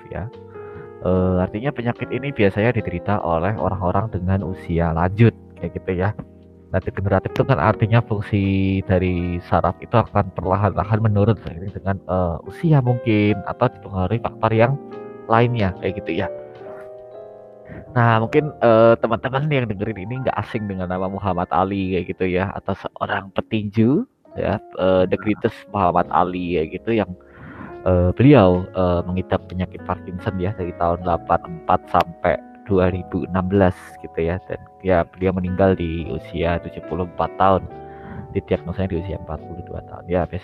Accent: Yogyakarta, Special Region of Yogyakarta, Indonesia; aku asli Jogja tinggal di Jogja

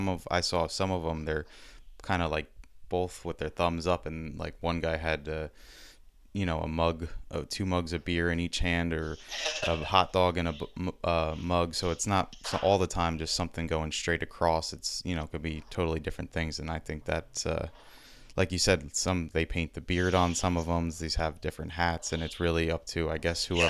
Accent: New Jersey, United States; growing up in New Jersey

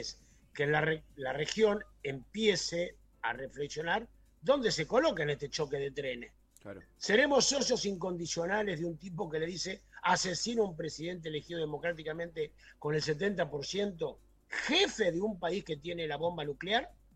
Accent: Argentina

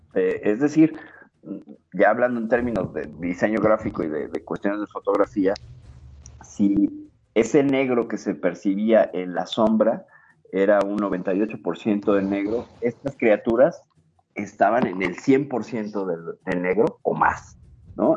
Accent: Mexico; aquí en mi país

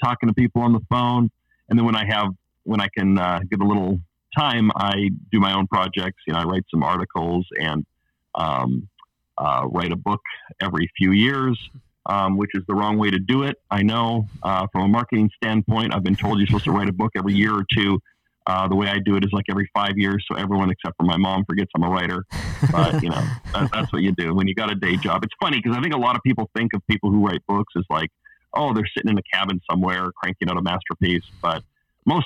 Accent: Alberta, Canada; moved away as an adult; also born or lived in Los Angeles, United States / Pasadena, United States / Orlando, United States / Chicago, United States; now in Portland, United States; I'm Canadian originally, grew up, born and raised in Alberta, Canada.

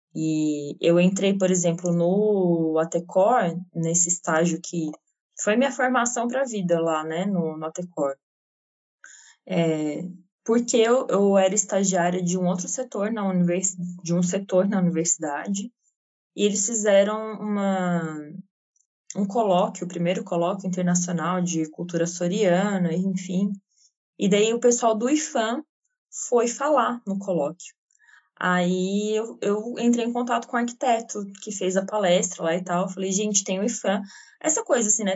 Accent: Santa Catarina, Brazil; eu sou catarinense

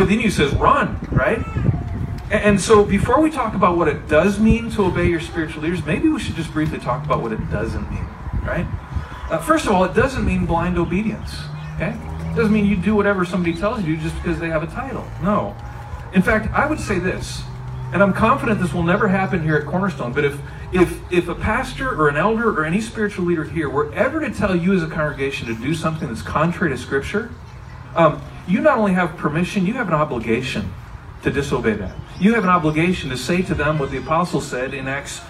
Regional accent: Wisconsin, United States; now in Texas, United States; I grew up in Wisconsin

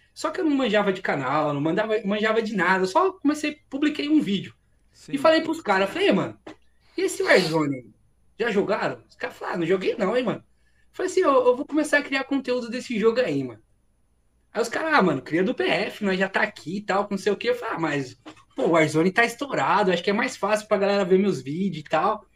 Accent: Diadema, São Paulo, Brazil; moved away as an adult; also born or lived in São Bernardo do Campo; now in interior of São Paulo, Brazil; Eu cresci em Diadema. Posso dizer que a minha infância, a maior parte da minha infância foi vivida lá

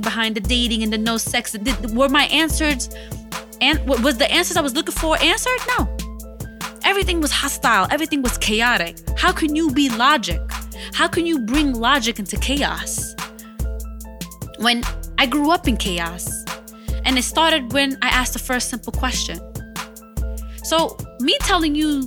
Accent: United States; I'm an American citizen

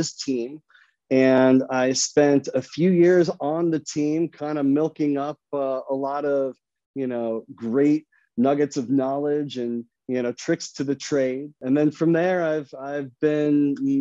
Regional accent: Phoenix, Arizona, United States; I'm from Phoenix, Arizona. I grew up here. So as a native

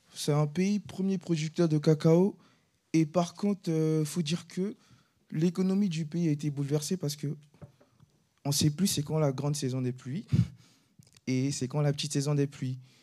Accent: Côte d’Ivoire; now in France; je viens de la Côte d'Ivoire, je suis originaire de la Côte d'Ivoire

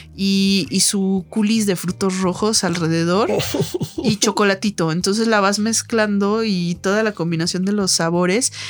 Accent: Guadalajara, Jalisco, Mexico; moved away; allá en mi tierra en Guadalajara

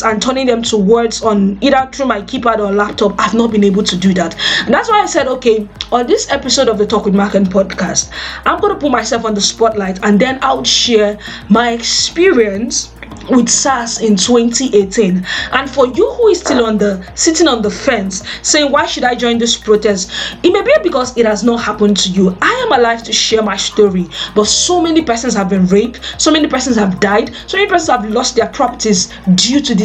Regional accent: Nigeria; I am a Nigerian

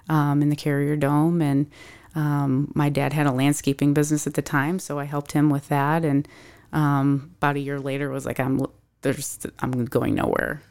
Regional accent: Syracuse, New York, United States; moved away as an adult; also born or lived in San Diego / Kansas City; now in Arizona, United States; I am originally from Syracuse, New York, and have been living in Arizona for about four and a half years

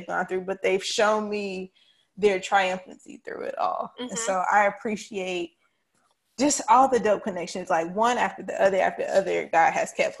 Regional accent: Charlotte, North Carolina, United States; I'm still from East Charlotte

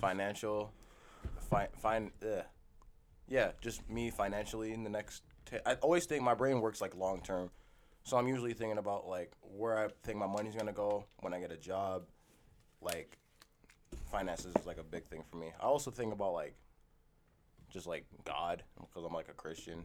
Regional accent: United States; now in Canada; we're American

